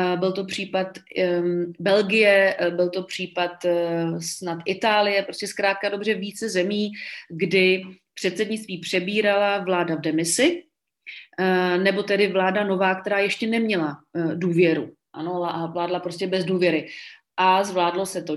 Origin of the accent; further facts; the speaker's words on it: Czechia